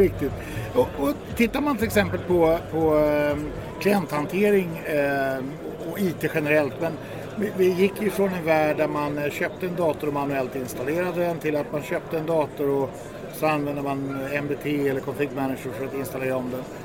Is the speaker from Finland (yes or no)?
no; Sweden; jag är då svensk